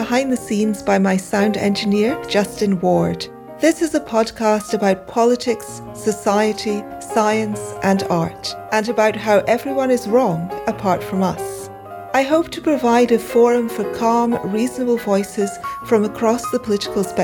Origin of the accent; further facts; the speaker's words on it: Karachi, Sindh, Pakistan; moved away; also born or lived in United Kingdom / Bombay; I grew up partly in Karachi and then came to the UK in the 80s